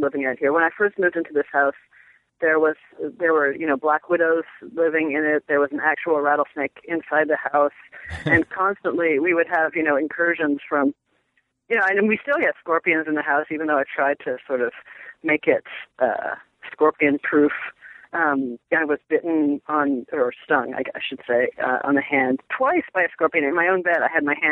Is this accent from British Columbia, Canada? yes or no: no; Toronto, Ontario, Canada; also born or lived in Boston / New York City / Los Angeles / North Carolina; now in Arizona, United States; I grew up in Toronto, which is pretty big too